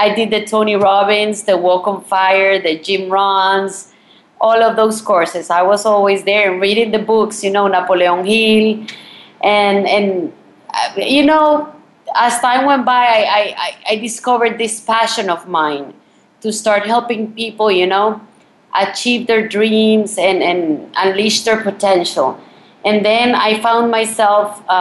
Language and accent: English; Colombia; moved away; also born or lived in Miami, United States; I'm actually from Colombia.